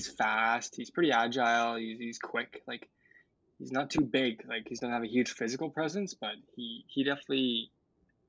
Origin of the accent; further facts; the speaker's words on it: Canada; as a Canadian